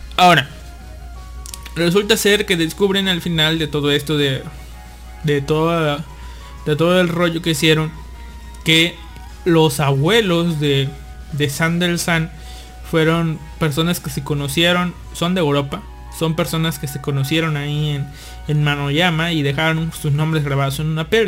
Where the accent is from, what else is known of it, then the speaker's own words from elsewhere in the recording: Veracruz, Mexico; moved away as an adult; now in Monterrey, Mexico; mi pueblito natal